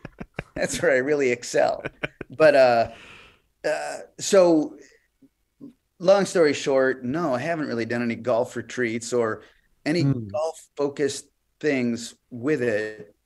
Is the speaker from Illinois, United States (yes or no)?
yes; Chicago, Illinois, United States; moved away; also born or lived in Des Moines, Iowa / Florida; I'm from Chicago.